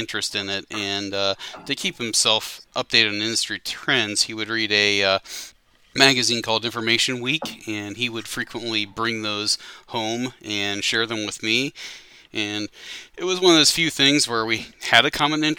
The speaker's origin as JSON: {"language": "English", "region": "Ohio", "country": "United States", "tie": "born or raised there", "also_born_or_lived": "Greater Cincinnati", "moved": "as an adult", "lives_now": "Cincinnati, United States", "said": "back in my hometown"}